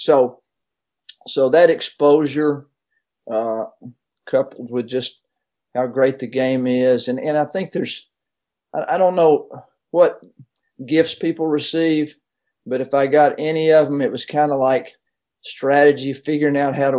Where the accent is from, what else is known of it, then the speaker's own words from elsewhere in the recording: Knoxville, Tennessee, United States; also born or lived in Florida; I grew up in Knoxville